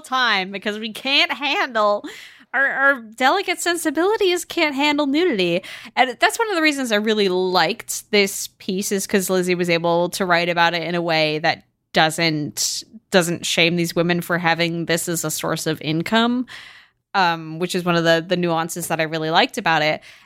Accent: United States; as an American

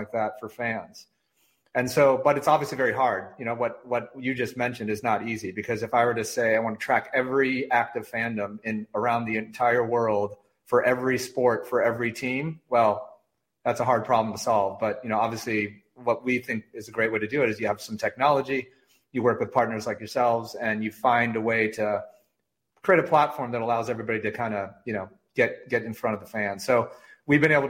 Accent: Michigan, United States; I grew up in Michigan. I'm a diehard, Michigan, born and raised, born at Beaumont Hospital

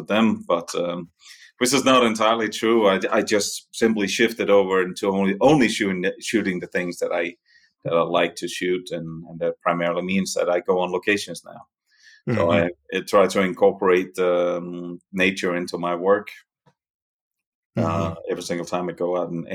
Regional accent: Denmark; accent: Danish; moved away as an adult; also born or lived in New York City, United States / Catskills, New York, United States; now in Italy; The accent is Danish. I'm from Denmark originally

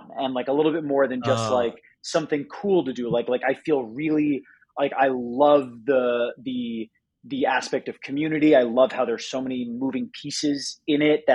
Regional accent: New Jersey, United States; I'm from Jersey originally.

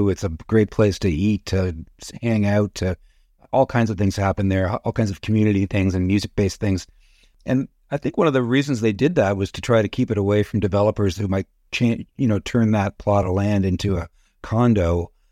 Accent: Toronto, Ontario, Canada; I grew up in Thorncliffe Park. Had a pretty pretty normal childhood with with some great friends and uh, a lot of road hockey and things like that.

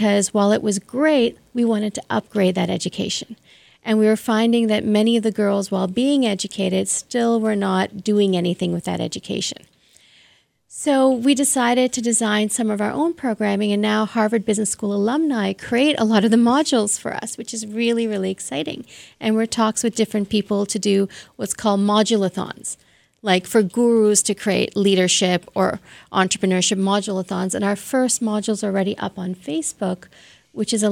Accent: Toronto, Ontario, Canada; I grew up in Toronto, so mm-hmm. I went to Bishop's Toronto

